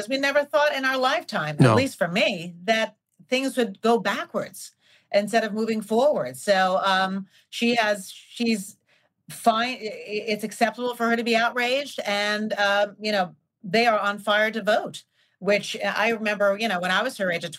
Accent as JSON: {"language": "English", "region": "New York", "country": "United States", "tie": "born or raised there", "said": "being born and raised in New York"}